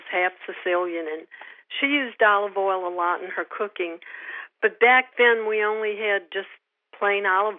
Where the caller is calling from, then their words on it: Slidell, Louisiana, United States; In Slidell, Louisiana. It's kind of across the lake from New Orleans.